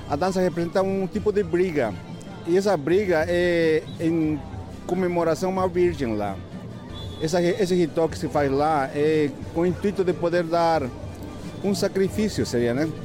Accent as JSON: {"language": "Portuguese", "region": "Oruro", "country": "Bolivia", "tie": "born there", "said": "Eu, eu nasci em Oruro."}